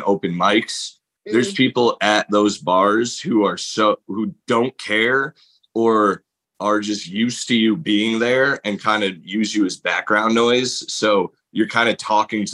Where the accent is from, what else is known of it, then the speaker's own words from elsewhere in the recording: Middletown, Connecticut, United States; my hometown in Middletown, Connecticut